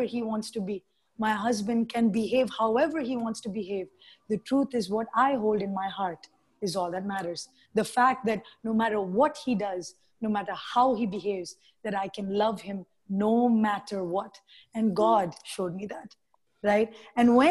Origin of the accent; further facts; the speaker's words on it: India; I'm Indian